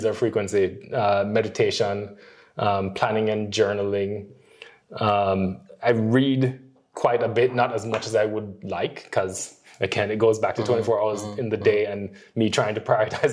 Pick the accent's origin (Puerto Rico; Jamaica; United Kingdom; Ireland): Jamaica; Worst Jamaican. I cannot run. And I am not the relaxed, chill kind of guy that you stereotypically think of as being Jamaican